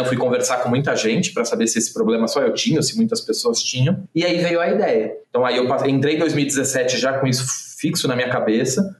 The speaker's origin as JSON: {"language": "Portuguese", "town": "Santos", "region": "São Paulo", "country": "Brazil", "tie": "born or raised there", "said": "eu sou santista, né, nascido, criado a vida inteira em Santos"}